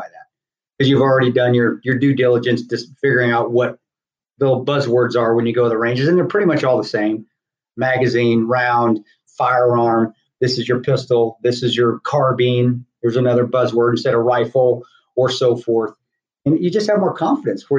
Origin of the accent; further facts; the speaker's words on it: Southern Colorado, United States; growing up in Southern Colorado, my dad being from Lubbock, Texas